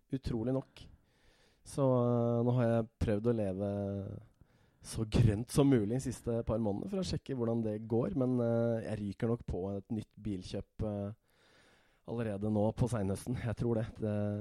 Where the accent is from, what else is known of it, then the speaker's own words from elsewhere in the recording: Hemsedal, Buskerud, Norway; moved away as an adult; also born or lived in Sogndal; now in Oslo, Norway; vokste opp i Hemsedal.